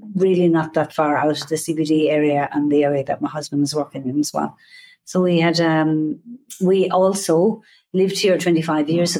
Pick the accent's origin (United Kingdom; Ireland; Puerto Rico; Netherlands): Ireland; moved away as an adult; now in Singapore; I'm from Ireland. I came here 4.5 years ago with my husband